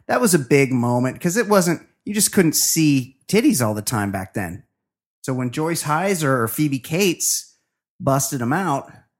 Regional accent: Alberta, Canada; I am also from Western Canada, Alberta. I'm a friend from Alberta. And when I describe, that's where they grow all the wheat.

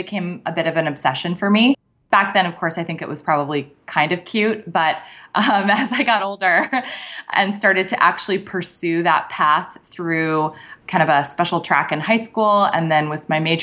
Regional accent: Scottsdale, Arizona, United States; I grew up in Scottsdale, so this was like my hometown station.

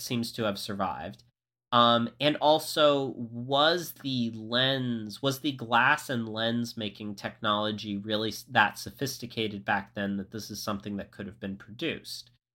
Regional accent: Florida, United States; I grew up in Florida

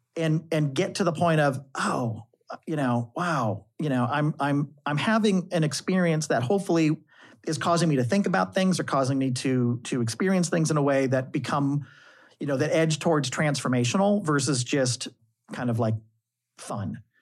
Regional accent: St. Louis, Missouri, United States; moved away; as a kid in high school, growing up in the Midwest in Saint Louis

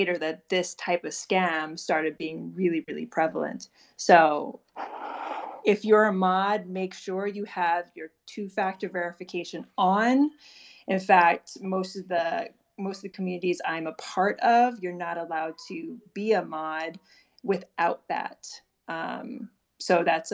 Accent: Hawaii, United States; I'm Native Hawaiian, born and raised in Hawaii

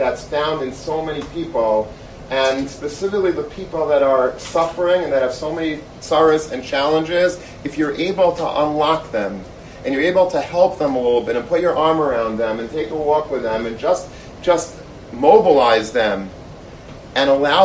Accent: Long Beach, New York, United States; I grew up in Long Beach.

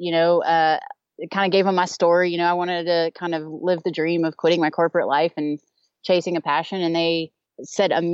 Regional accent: Texas, United States; now in Eden, United States; I'm originally from Texas.

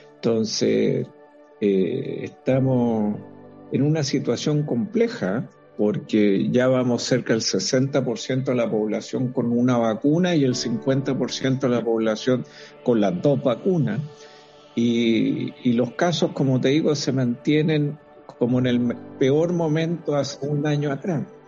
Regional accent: Chile

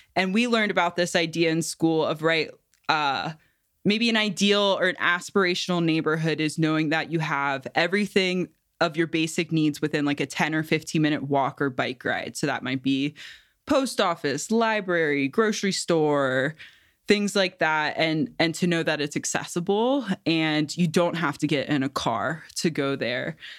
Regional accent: Cincinnati, Ohio, United States; also born or lived in Bay Area; now in New Mexico, United States; I'm from Cincinnati originally

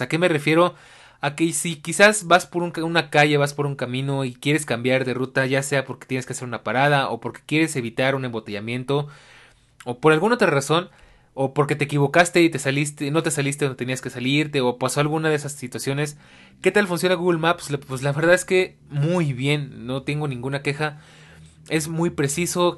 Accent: Mexico City, Mexico; como latinoamericano, como ciudadano de la Ciudad de México y como pues mexicano

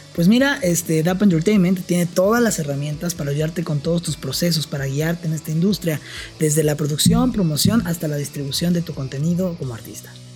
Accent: Oaxaca, Mexico; moved away; yo me tuve que regresar a Oaxaca, yo pues soy de Oaxaca.

